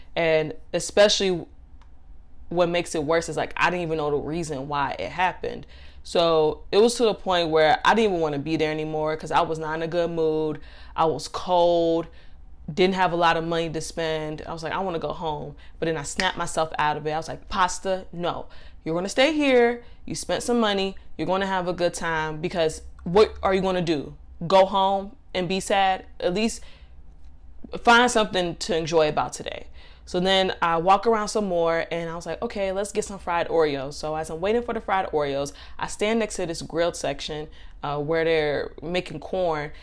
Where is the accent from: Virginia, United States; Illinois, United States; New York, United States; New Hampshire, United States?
Illinois, United States; Chicago; now in Miami, United States; I'm from Chicago, but I moved to Florida